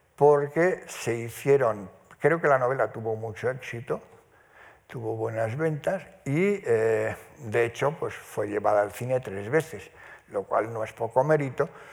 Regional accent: Spain; vivía en el piso de arriba de la casa donde yo nací, en Covarrubias 16

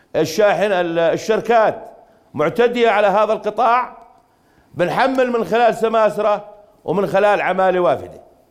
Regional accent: Jordan; احنا اردنيين

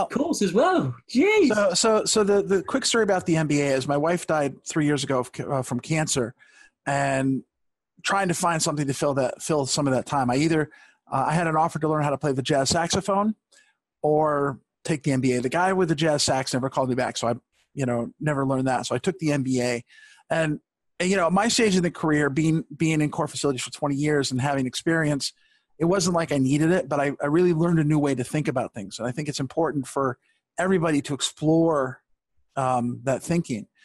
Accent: Rochester, New York, United States; and everyone found out I was from Rochester.

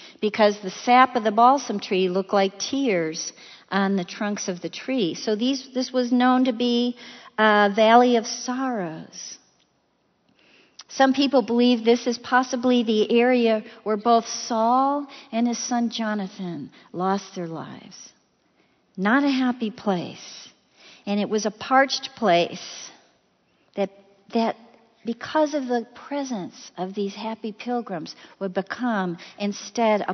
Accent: Chicago, Illinois, United States; I'm from Chicago

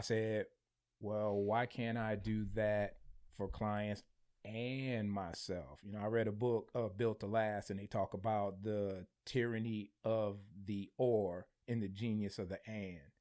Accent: Michigan, United States; I'm from Michigan

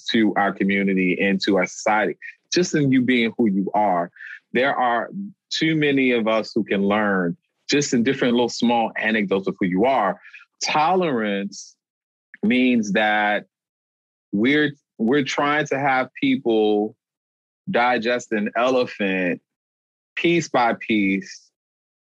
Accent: New Orleans, Louisiana, United States; now in Boston, United States; I'm from New Orleans, Louisiana

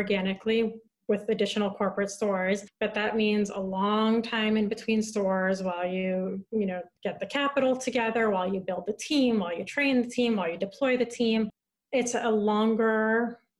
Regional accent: San Francisco, California, United States; moved away; also born or lived in Santa Barbara; I grew up in San Francisco. That's where I'm from originally

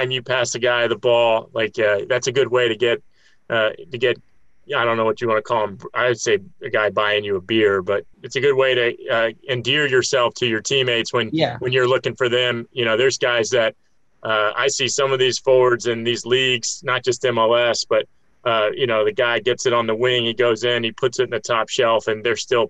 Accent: Tampa, Florida, United States; also born or lived in Miami, Florida; I'm from Tampa, by the way, I'm from Tampa, Florida.

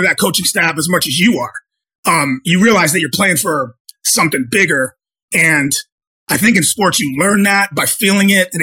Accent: Chicopee, Massachusetts, United States; I'm from Western Massachusetts. I grew up, I played high school football at Chicopee Comprehensive

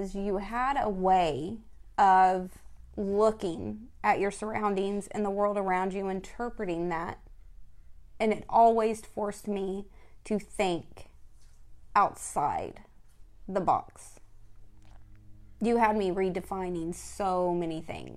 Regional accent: Texas, United States; I'm from Texas

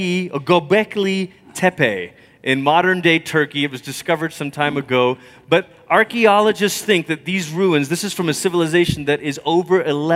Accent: Malaysia; growing up in Malaysia

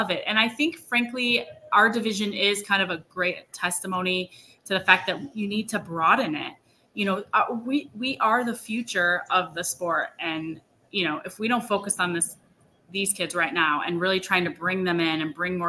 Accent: Elkhart, Indiana, United States; my hometown. There used to be two high schools in the one school district. Well, they merged. And I actually went to one, was called Elkhart Central and Elkhart Memorial

